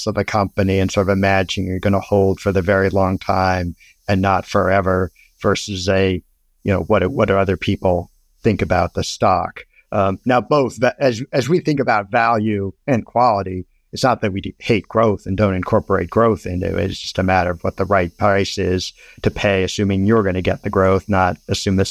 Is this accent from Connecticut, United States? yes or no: yes; Storrs, Connecticut, United States; I grew up in Storrs, Connecticut